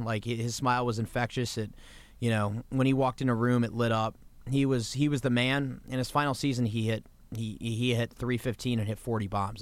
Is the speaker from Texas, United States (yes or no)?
no; Kensington, Maryland, United States; also born or lived in Washington, D.C.; we grew up on Capitol Hill, and then when I was about nine years old, we moved to Kensington, Maryland, right outside Bethesda